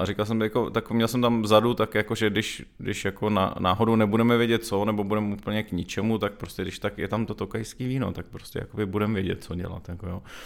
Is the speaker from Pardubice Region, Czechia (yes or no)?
no; Hradec Králové, Hradec Králové Region, Czechia; moved away as an adult; now in Prague, Czech Republic; jsem většinu svýho dětského a mládežnického života, asi tak bych řekl, strávil v Hradci Králové